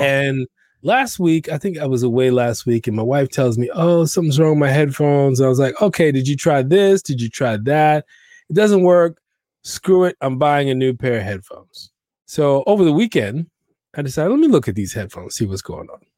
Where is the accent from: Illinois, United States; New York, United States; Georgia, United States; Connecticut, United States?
New York, United States; growing up in New York